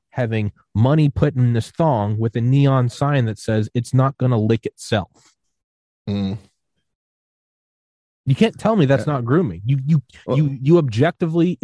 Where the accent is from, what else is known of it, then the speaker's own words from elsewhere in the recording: New England, United States; I was born in New England